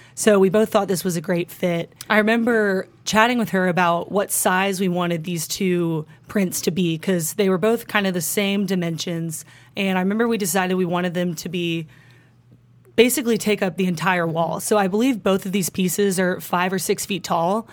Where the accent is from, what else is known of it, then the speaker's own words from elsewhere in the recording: Highland Park, Texas, United States; also born or lived in Austin, Texas; growing up in Highland Park